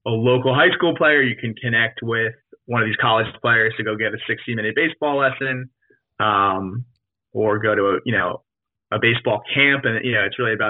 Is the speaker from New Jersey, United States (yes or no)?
yes; New Jersey, United States; I grew up in New Jersey